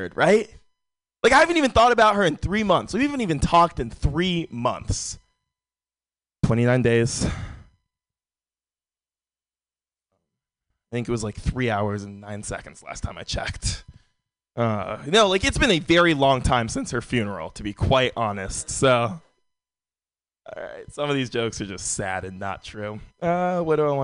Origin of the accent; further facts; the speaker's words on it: San Francisco, California, United States; Born and raised in San Francisco